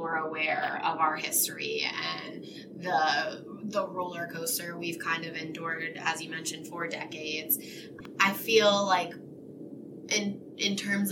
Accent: Selinsgrove, Pennsylvania, United States; I actually grew up here in Sealands Grove

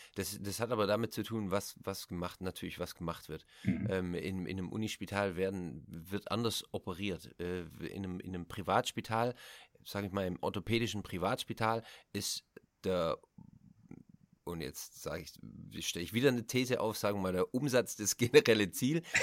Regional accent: Germany; moved away as an adult; also born or lived in Switzerland; now in Netherlands; ich bin natürlich in Deutschland aufgewachsen, ich bin mit der deutschen Kultur groß

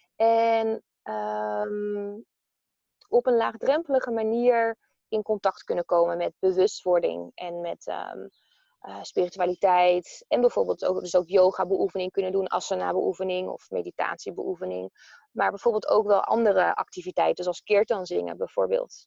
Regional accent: Amersfoort, Utrecht, Netherlands; ik kom uit Amersfoort

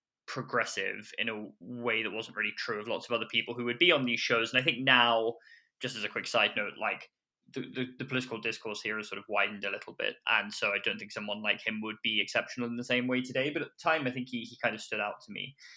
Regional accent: England, United Kingdom; accent: British; moved away as an adult; now in United States; I am British, as you can hear from the accent

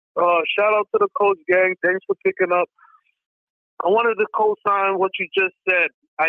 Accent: New York City, New York, United States; also born or lived in Bronx; I'm from Brooklyn

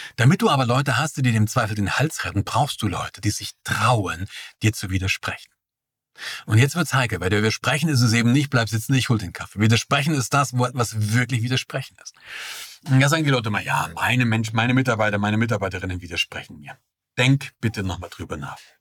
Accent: East Germany, Germany; Ich bin ja im Osten geboren

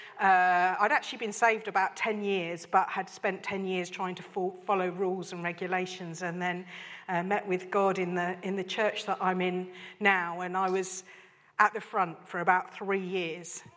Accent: Isleworth, London, United Kingdom; also born or lived in Burundi; now in Swindon, United Kingdom; I was born in Isleworth

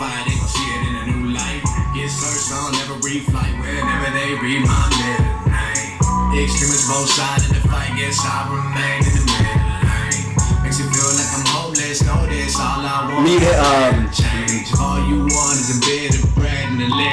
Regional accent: Utah, United States; moved away; I moved away from Utah, like I moved away for like 8 years

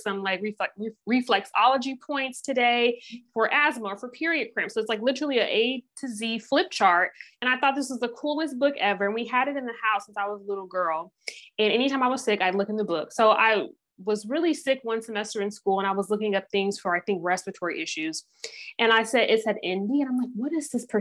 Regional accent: Tennessee, United States; also born or lived in Ohio; now in St. Louis, United States; I grew up, I was born in Ohio and we moved to Tennessee. So I went to undergrad in Tennessee

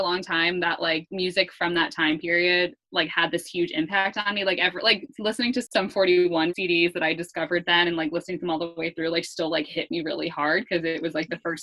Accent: West Caldwell, New Jersey, United States; I grew up in New Jersey, West Caldwell, New Jersey.

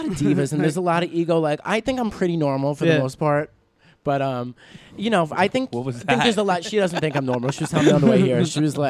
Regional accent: New York City, New York, United States; we're from Staten Island.

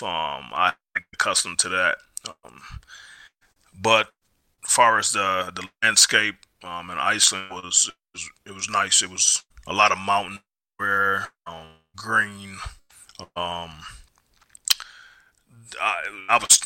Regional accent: United States; I'm American.

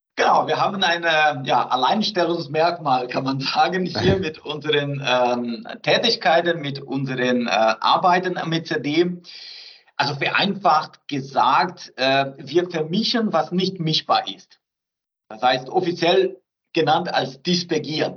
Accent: southern Brazil, Brazil; German is a second language; moved away as an adult; also born or lived in France / Bayreuth, Germany; now in Fichtelgebirge, Germany; ich bin gebürtiger Brasilianer

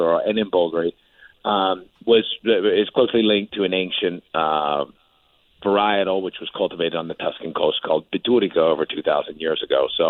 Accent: Napa Valley, California, United States; I'm a kid from Napa Valley, and so I grew up, you know, going up and down the Silverado Trail

